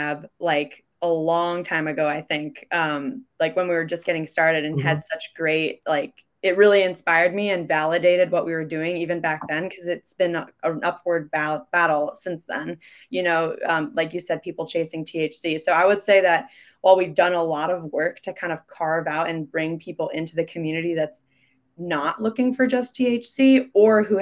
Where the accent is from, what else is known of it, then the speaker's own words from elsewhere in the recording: Midwest, United States; moved away as an adult; also born or lived in Chicago; now in Seattle, United States; I'm from the Midwest